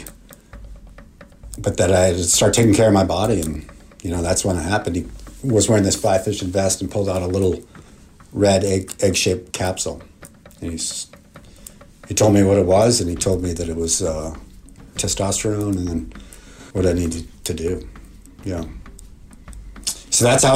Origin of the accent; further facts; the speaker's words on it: Marblehead, Massachusetts, United States; Growing up in Marblehead, Massachusetts, in the 70s was pretty awesome.